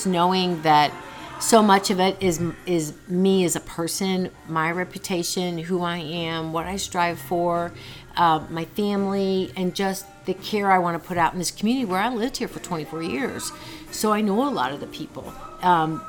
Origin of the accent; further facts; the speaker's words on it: St. Louis, Missouri, United States; moved away as an adult; also born or lived in Florissant, Missouri; now in Texas, United States; I grew up in St. Louis, and I moved down here when I was 20